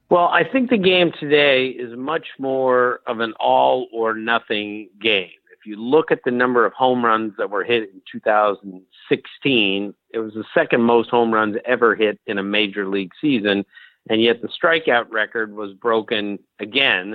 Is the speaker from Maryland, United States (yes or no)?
yes; Bethesda, Maryland, United States; when I was a kid, of course, I grew up in Bethesda